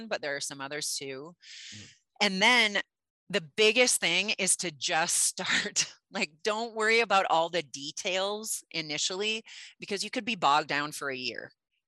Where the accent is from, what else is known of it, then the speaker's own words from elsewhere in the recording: Midwest, United States; I grew up in the Midwest in a big time fishing family